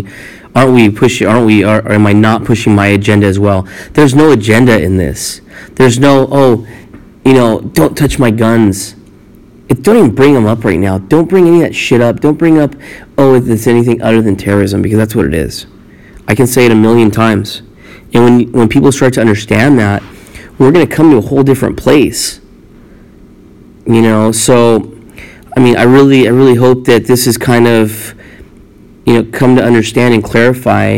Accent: California, United States; moved away as an adult; now in Arizona, United States; being a Californian, where I grew up, where I was raised

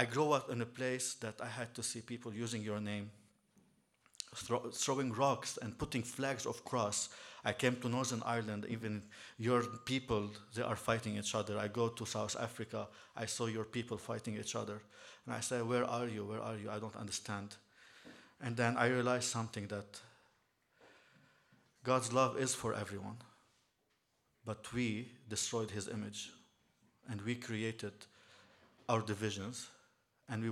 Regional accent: Beirut, Beirut Governorate, Lebanon; moved away as an adult; also born or lived in Shankill Road, Belfast; I'm here from Lebanon

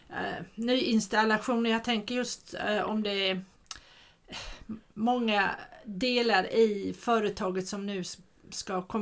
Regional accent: Småland, Sweden; jag är ju smålänning

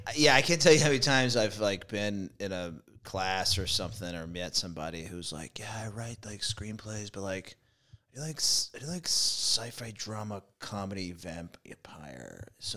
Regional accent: Texas, United States; moved away; I'm from Texas.

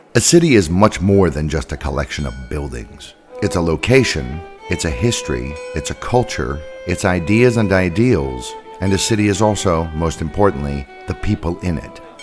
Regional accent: San Francisco, California, United States; now in Prague, Czech Republic; I'm from San Francisco, California

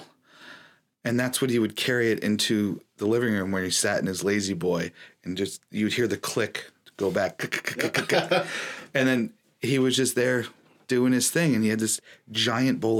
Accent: Buffalo, New York, United States; growing up in Buffalo, it was so cold and dark

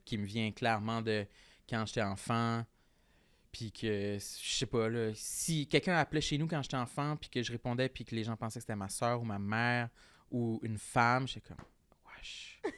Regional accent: Gaspésie, Quebec, Canada; moved away as an adult; Ma première année d'université, quand j'ai quitté la Gaspésie pour aller à Québec

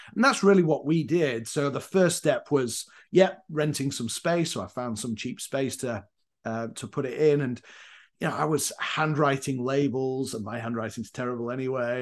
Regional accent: Leeds, Yorkshire and the Humber, United Kingdom; moved away as an adult; also born or lived in Northern Ireland / Leyland, Lancashire / Durham; now in Chicago, United States; I'm from Yorkshire, a place called Leeds

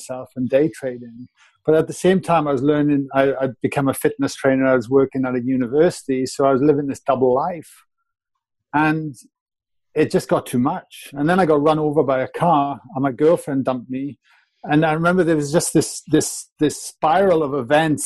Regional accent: Wales, United Kingdom; moved away as an adult; also born or lived in Australia; I was a plumber from Wales.

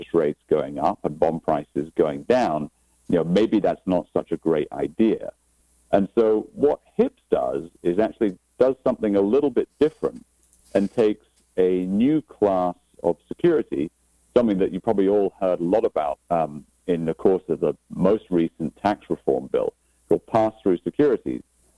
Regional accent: Aberdeen, Scotland, United Kingdom; Well, as you rightly said, I'm actually from Scotland, so a town called Aberdeen on the northeast coast of Scotland. So it's about 40 miles north of St. Andrews, for those of you that are golf fans.

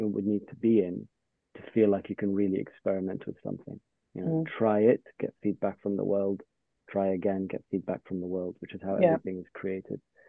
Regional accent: London, United Kingdom; growing up in London, I had access to the railway as a primary means of getting around.

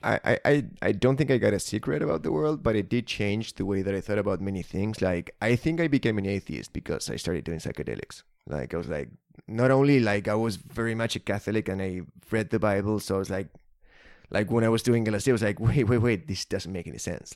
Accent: Argentina; as an Argentinian

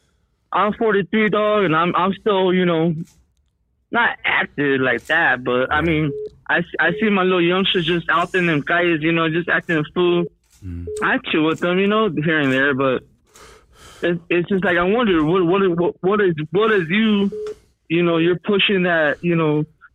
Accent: El Monte, California, United States; I'm from Monte

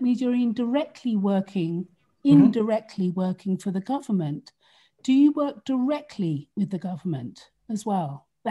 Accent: London, United Kingdom; I'm from London, England, just across the river from you.

